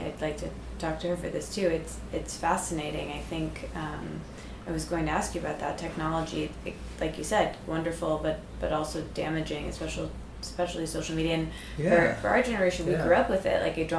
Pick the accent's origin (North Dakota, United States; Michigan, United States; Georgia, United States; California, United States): Michigan, United States; I grew up in Michigan. No one I knew went to therapy. No one I knew had any of these sorts of tools. Very Western medicine.